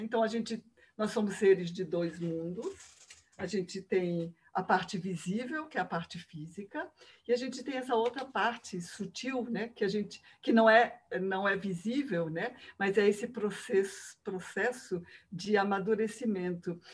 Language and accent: Portuguese; Rio de Janeiro, Brazil; moved away as an adult; now in Curitiba, Brazil; eu sou carioca, moro em Curitiba já há 30 anos.